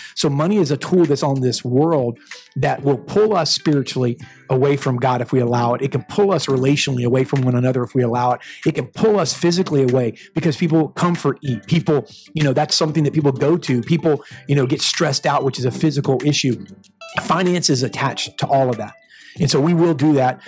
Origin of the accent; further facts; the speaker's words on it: United States; I'm American to the bone